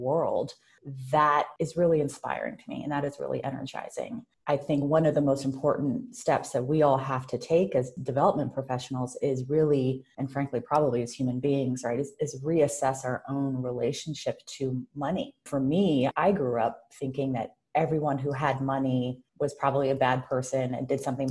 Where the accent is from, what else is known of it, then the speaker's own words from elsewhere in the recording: Oakland, California, United States; as an adolescent growing up in Oakland